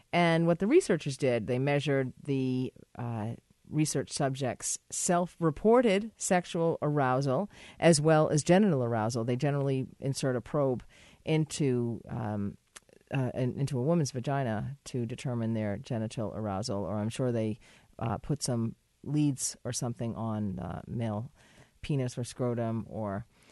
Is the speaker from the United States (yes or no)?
yes; United States; I'm American too